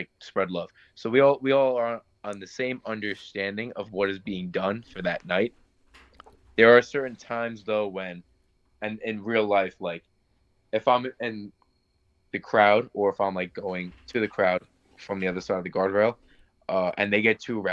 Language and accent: English; Lindenhurst, New York, United States; I'm from Lindenhurst